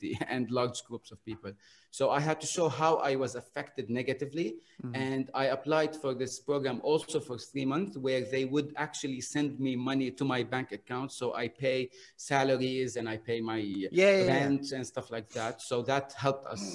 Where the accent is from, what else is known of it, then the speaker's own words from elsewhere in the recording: Beirut, Beirut Governorate, Lebanon; moved away as an adult; now in Bahrain; I come from Lebanon and Beirut.